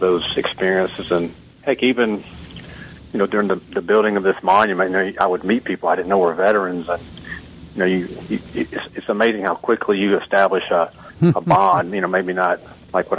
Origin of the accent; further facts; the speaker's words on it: Georgia, United States; I'm obviously not from New York City. I'm from a small town in Georgia